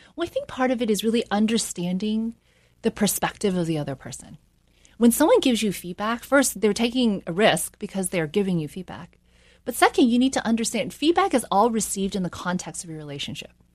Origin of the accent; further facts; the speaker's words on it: South Carolina, United States; also born or lived in New York; I grew up in a small town in South Carolina.